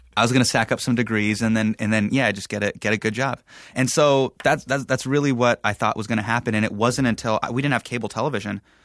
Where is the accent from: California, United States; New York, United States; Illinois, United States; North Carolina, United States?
California, United States; Sacramento; I was starting in my hometown